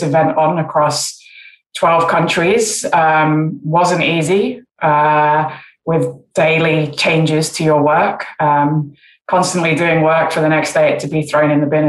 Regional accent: England, United Kingdom; growing up in England

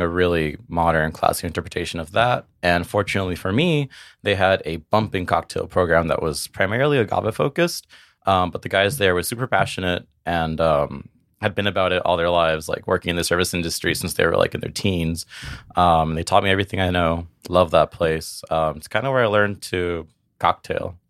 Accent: Brownsville, Texas, United States; I was born and raised in South Texas in a city called Brownsville.

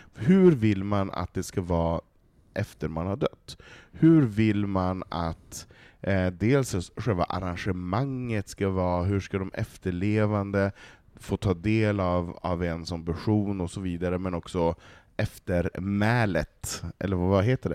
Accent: Västerbotten County, Sweden; Jag kommer ju för fan från Västerbotten.

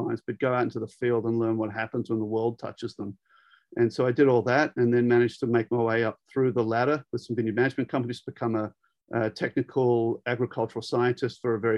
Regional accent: Sydney, New South Wales, Australia; moved away as an adult; also born or lived in Davis, California, United States; I'm actually a city boy by trade. I was born in Sydney

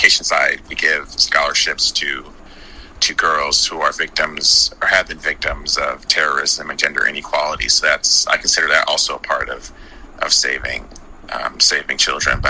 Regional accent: Chicago, Illinois, United States; I have three siblings, and we were born and raised in the Chicago area

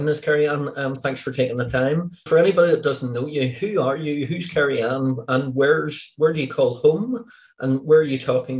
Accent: Northern Ireland, United Kingdom; moved away; also born or lived in Stanmore, London; And obviously I grew up in Northern Ireland, but have lived in England and London, and specifically in Stanmore in London.

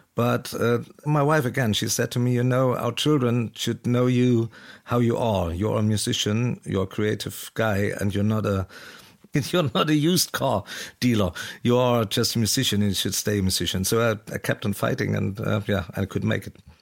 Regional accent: East Germany, Germany; I'm from East Germany. I must come from East Germany

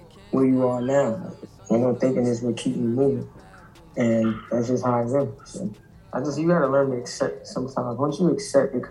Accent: New York City, New York, United States; I'm from Brooklyn

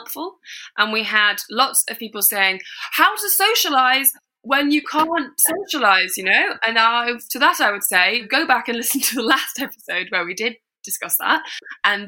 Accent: England, United Kingdom

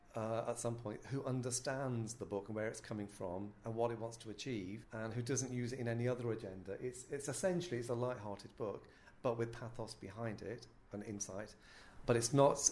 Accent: North West England, United Kingdom; I'm born to Muslim parents in a Pakistani household in the northwest of England, um, very working class.

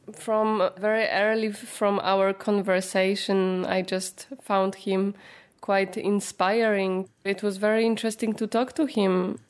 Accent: Poland; moved away as an adult; also born or lived in France; now in Lyon, France; I am originally from Poland. I moved to France 10 years ago

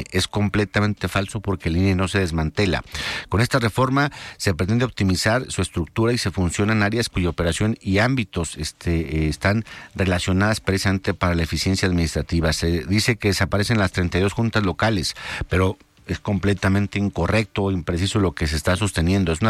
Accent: Jalisco, Mexico; Si seguimos nosotros este, eh, adormilados como mexicanos, como jaliscienses, en solamente decir que los profesionales son los que se dedican a la política

